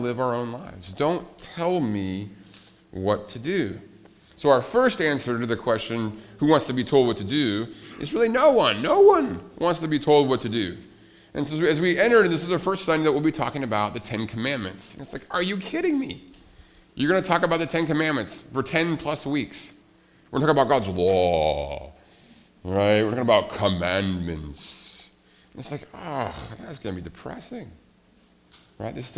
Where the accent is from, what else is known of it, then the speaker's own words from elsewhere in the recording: Montana, United States; I grew up in Montana